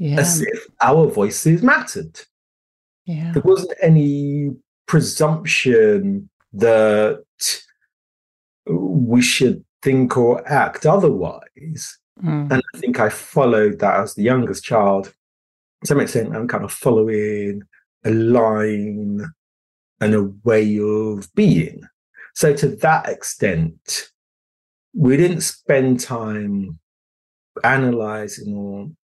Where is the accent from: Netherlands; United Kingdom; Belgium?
United Kingdom; London; also born or lived in Ghana; I grew up in London, but I wanted to stay in London